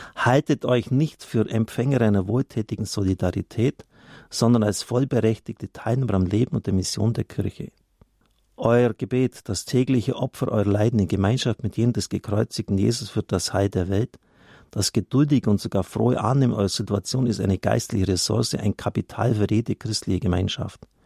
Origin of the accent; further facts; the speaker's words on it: Swabia, Baden-Württemberg, Germany; ich komme aus Schwaben